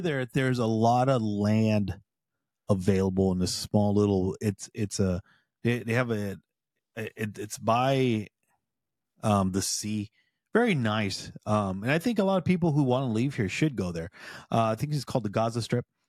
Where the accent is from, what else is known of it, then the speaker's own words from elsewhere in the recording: United States; I'm a proud M, Mexican in my heritage. I'm American by birth.